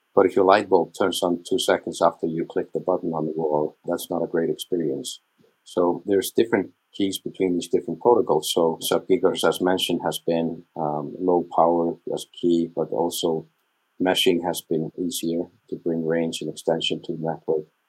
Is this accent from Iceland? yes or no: yes; Iceland; first language Icelandic; English is a second language; My native language is Icelandic. I prefer to speak Icelandic if I meet an Icelandic person